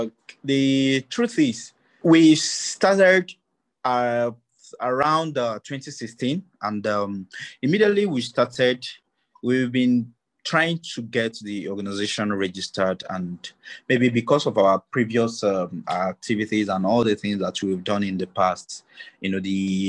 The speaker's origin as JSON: {"language": "English", "region": "Kogi", "country": "Nigeria", "said": "I'm also from Kogi State, Galabai tribe, and a Nigerian who wants, you know, a better country for myself and for my kids."}